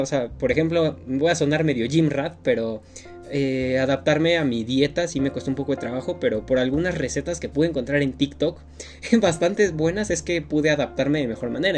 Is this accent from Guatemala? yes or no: no; Mexico; como mexicanos